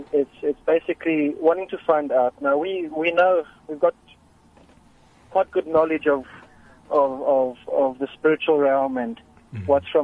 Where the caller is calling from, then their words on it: Boksburg, Gauteng, South Africa; I'm phoning from Boxburg.